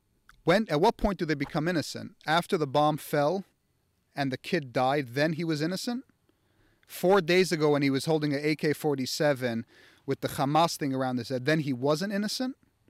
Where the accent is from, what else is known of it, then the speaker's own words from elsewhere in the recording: United States; I, just like everyone else, was indoctrinated over time growing up in America by politics and theory of morality and war